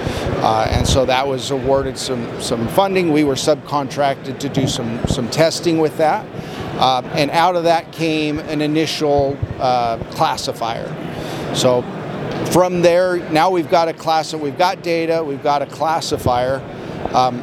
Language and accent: English; northern Arizona, United States; now in Salt Lake City, United States; I'm originally from Arizona. I grew up in northern Arizona